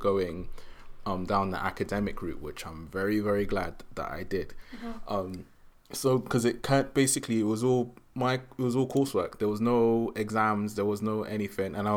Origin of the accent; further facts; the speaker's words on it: London, United Kingdom; So I grew up in South.